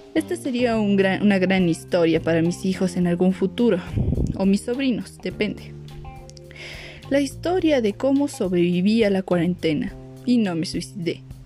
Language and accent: Spanish; Mexico; yo soy de México